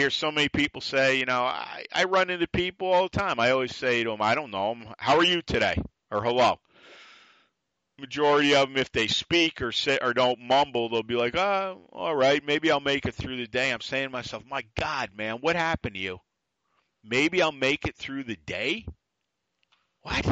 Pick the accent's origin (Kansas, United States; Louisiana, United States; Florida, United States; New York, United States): New York, United States; accent: New York; me being still a New Yorker, it's the attitude. It's the voice. The accent.